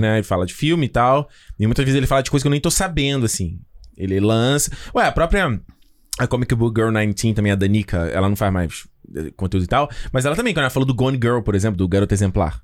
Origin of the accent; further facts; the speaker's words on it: Brazil; now in Canada; como brasileiro